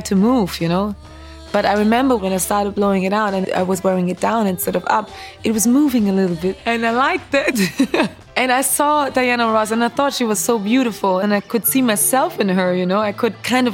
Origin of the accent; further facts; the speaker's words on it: Germany; moved away as an adult; also born or lived in Nigeria; now in Brooklyn, United States; I was born and raised in Germany of a Nigerian father and a Roma mother, a gypsy mother. Then I've pretty much lived in Germany till the age of 19